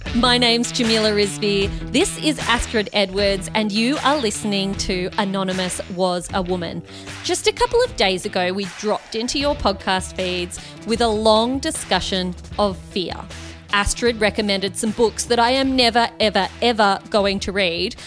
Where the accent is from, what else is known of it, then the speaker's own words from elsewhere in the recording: Australia; I am an Australian